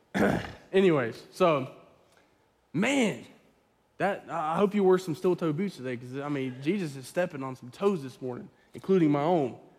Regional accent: the Bible Belt, United States; I grew up in the Bible Belt

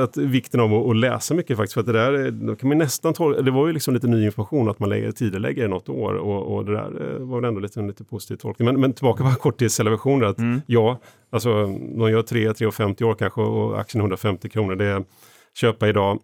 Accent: Eksjö, Jönköping County, Sweden; när jag växte upp, eh, Eksjö i Småland

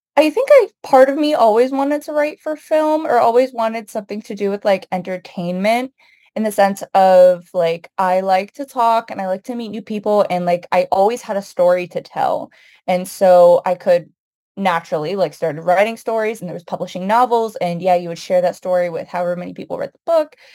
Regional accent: United States; I was born and raised here in the United States, but both of my parents immigrated from Palestine

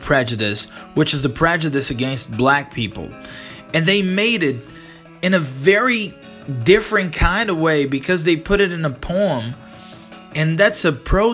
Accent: Brazil; English is a second language; I'm not American, I'm Brazilian.

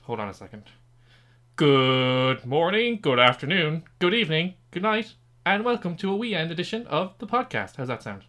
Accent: Ireland; we are both Irish

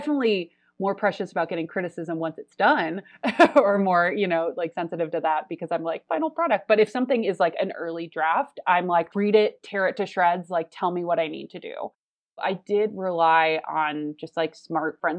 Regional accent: Chicago, Illinois, United States; moved away as an adult; now in Los Angeles, United States; I was in Chicago in my hometown with my family for most of that winter

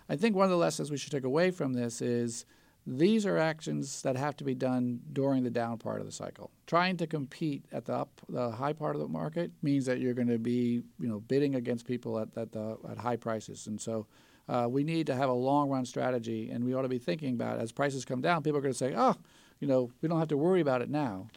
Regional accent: the New York area, United States; I grew up in the New York area in the late nineteen seventies

